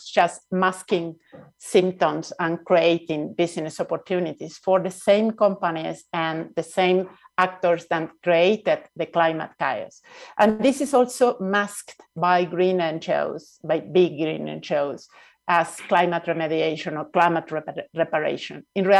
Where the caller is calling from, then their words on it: Mexico City, Mexico; I'm speaking from Nahua territory, which is an area of a crossroad of indigenous peoples in Mexico, which is also known as Mexico City.